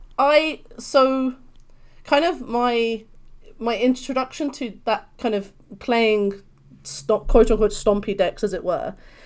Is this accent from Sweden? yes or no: no; London, United Kingdom; accent: British; I'm from London, so hence this beautiful British accent